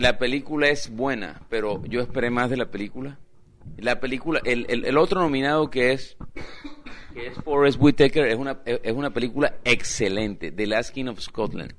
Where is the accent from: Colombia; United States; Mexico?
Colombia; Yo soy colombiano